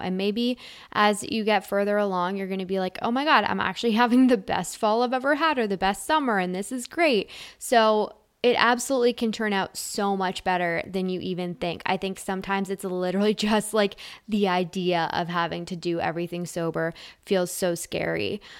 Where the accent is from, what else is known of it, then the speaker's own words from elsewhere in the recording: Canada; I'm Canadian